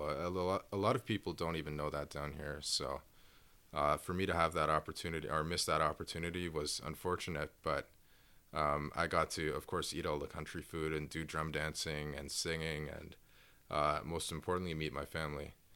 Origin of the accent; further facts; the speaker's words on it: Toronto, Ontario, Canada; also born or lived in Inuvik, Northwest Territories; I moved south to Toronto, um, where I was raised with my dad